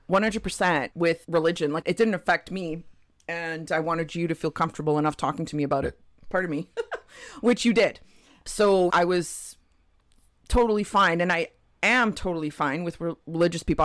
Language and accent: English; Toronto, Ontario, Canada; moved away as an adult; also born or lived in Terceira, Azores, Portugal; now in British Columbia, Canada; born in Portugal, lived in Toronto most of my life. So, my parents moved to Toronto when I was just under, uh, so they moved in January. I turned three in April